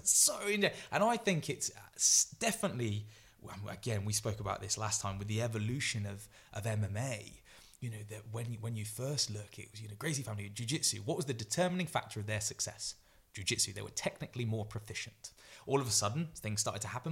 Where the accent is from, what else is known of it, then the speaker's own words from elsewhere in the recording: Grantham, East Midlands, United Kingdom; I'm obviously from Grantham